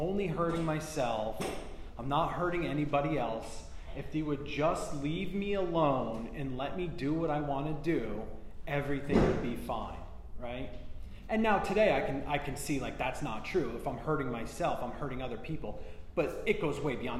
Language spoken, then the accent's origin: English; New Jersey, United States; moved away as an adult; now in Florida, United States; I'm from New Jersey originally